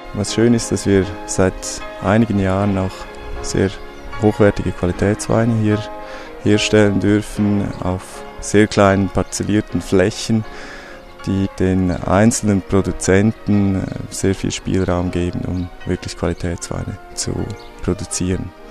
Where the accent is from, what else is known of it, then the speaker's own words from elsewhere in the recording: Maienfeld, Graubünden, Switzerland; moved away as an adult; wo ich hier aufgewachsen bin in Mainfeld, das ist das einzige Städtchen in der Bündner Herrschaft